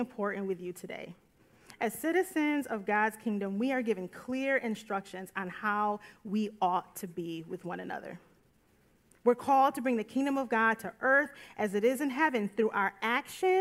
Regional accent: United States; an American born in the United States

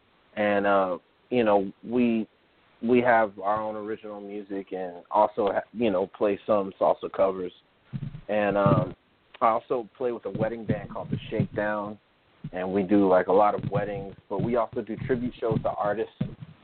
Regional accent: Durham, North Carolina, United States; also born or lived in New York City; I was raised here in Durham. I was born in New York, so I've kind of, you know, always had a back and forth kind of thing with New York and Durham.

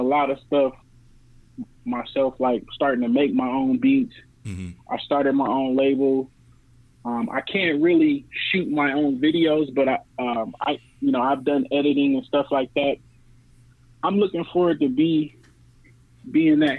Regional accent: New Orleans, Louisiana, United States; I was born in New Orleans.

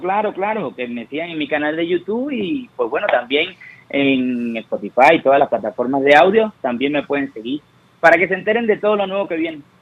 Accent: Cuba; moved away; cuando yo salí de Cuba

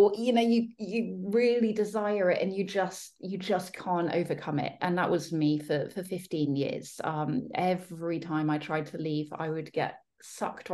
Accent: Devon, South West England, United Kingdom; moved away as an adult; now in London, United Kingdom; I was still in my hometown, like little small seaside town, knew everyone, grew up there

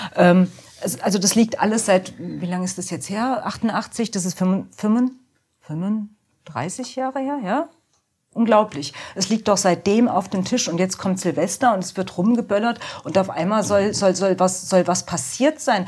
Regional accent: Offenbach, Hesse, Germany; ich bin in Offenbach groß geworden.

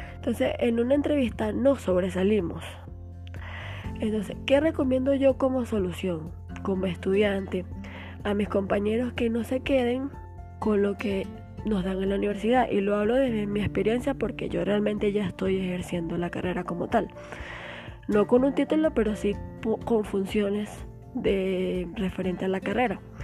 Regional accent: Barinas, Venezuela; yo soy de Varina

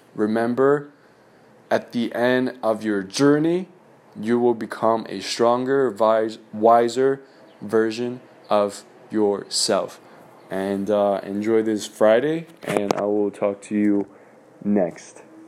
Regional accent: China; moved away; growing up in China, we had this testing system

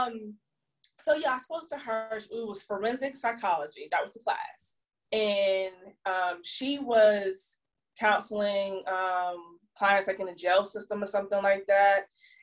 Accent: Jonesboro, Georgia, United States; I moved back to my hometown, Jonesboro, Georgia. It's like south of Atlanta.

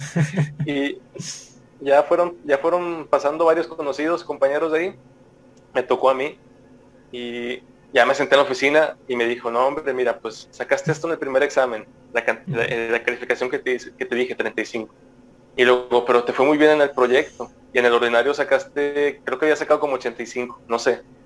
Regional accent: Monterrey, Nuevo León, Mexico; siendo regio y mexicano

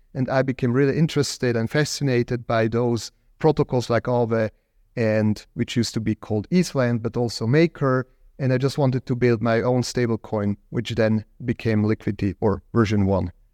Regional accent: Zug, Switzerland; in my hometown in Zug, where I live or live used to live back then

